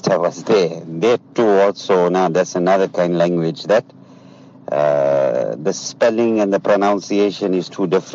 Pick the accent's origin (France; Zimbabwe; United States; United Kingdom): Zimbabwe; now in South Africa; I'm from Zimbabwe